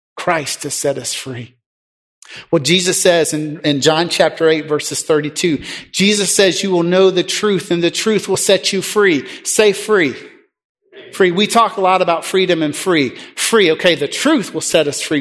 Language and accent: English; United States; also born or lived in Mexico